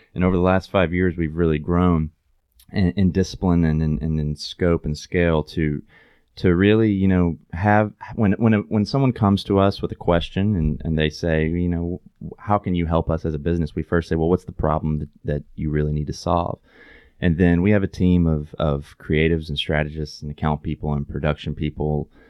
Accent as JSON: {"language": "English", "region": "East Tennessee", "country": "United States", "tie": "born or raised there", "also_born_or_lived": "Knoxville / New York", "lives_now": "Chattanooga, United States", "said": "I grew up in East Tennessee"}